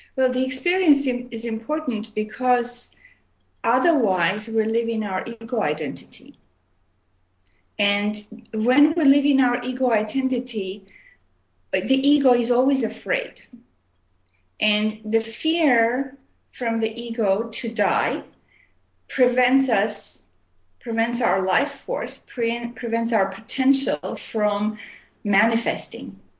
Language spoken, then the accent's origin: English; Armenia; also born or lived in Montreal, Canada / Oregon, United States / India; now in Vancouver, Canada; I was born in Armenia, which is uh, part of used to be part of USSR, and I left in 1976, and I moved to uh, Montreal, Canada, and I lived there for many years